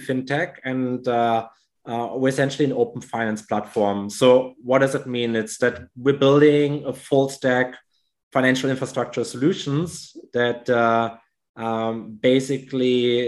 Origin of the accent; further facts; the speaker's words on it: Germany; moved away as an adult; now in Indonesia; I grew up in Germany.